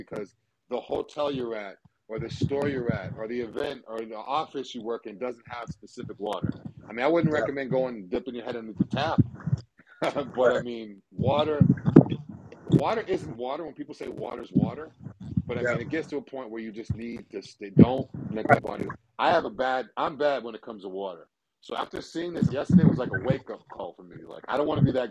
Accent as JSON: {"language": "English", "region": "New England", "country": "United States", "moved": "yes", "said": "I'm from New England"}